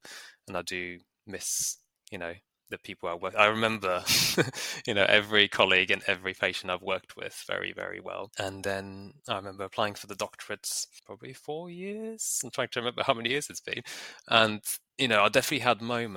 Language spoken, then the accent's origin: English; Bulgaria; moved away; I grew up in Bulgaria, that's where I went to school